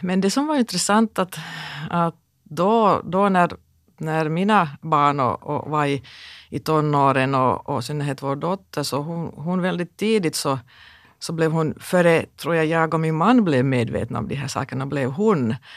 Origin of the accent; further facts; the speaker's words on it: Kokkola, Central Ostrobothnia, Finland; jag växte upp i Karleby